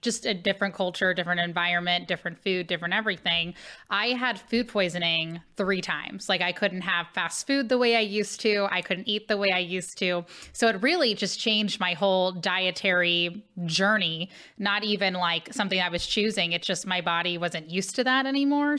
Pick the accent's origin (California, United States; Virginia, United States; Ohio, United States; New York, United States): Ohio, United States; Cincinnati; now in St. Louis, United States; Cincinnati, Ohio, where I grew up